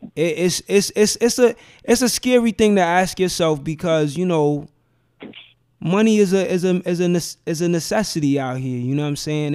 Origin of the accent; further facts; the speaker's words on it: New York City, New York, United States; I grew up in Bed Stuy